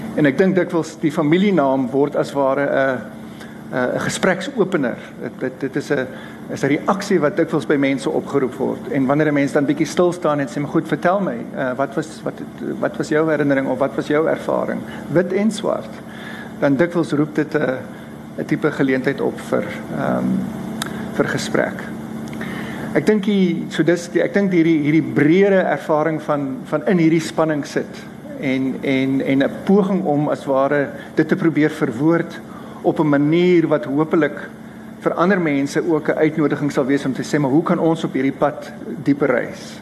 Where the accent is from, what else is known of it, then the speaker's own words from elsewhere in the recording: Stellenbosch, Western Cape, South Africa; moved away as an adult; also born or lived in Ireland; ek het groot geword in Enie Park